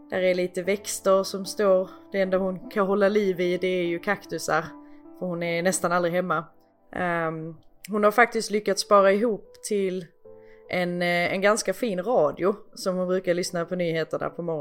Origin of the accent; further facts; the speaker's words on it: Malmö, Skåne, Sweden; now in Helsingborg, Sweden; bor jag då i Malmö eller? För jag är uppväxt i Malmö.